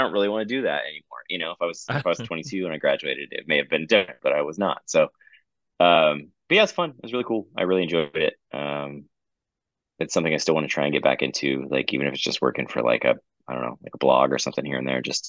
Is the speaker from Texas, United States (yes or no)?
yes; Houston, Texas, United States; we're from Houston, and it's such a, like, a sort of cultural blending pot